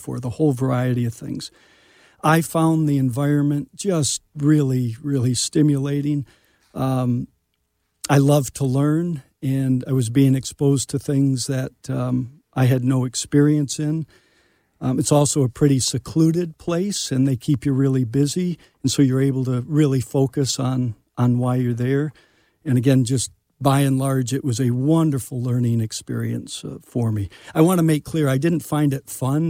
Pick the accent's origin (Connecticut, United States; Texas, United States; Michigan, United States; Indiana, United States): Michigan, United States; moved away; also born or lived in Chicago / New York City; I grew up in Michigan